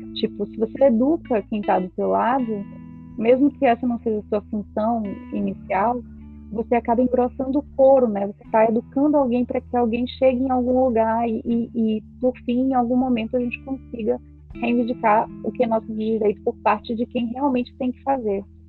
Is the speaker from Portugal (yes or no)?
no; Feira de Santana, Bahia, Brazil; now in Ceará, Brazil; Feira de Santana, lugar de onde eu nasci, moro no Ceará